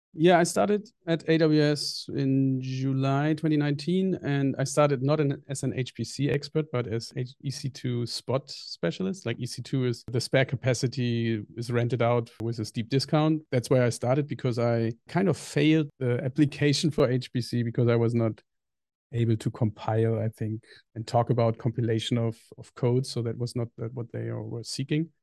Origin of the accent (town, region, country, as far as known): Germany; born or raised there; English is a second language; moved away as an adult; also born or lived in New Zealand / Indonesia